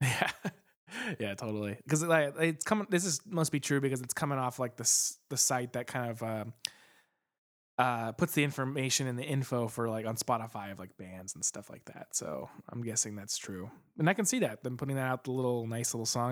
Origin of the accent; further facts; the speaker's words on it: Phoenix, Arizona, United States; Phoenix, Arizona, my hometown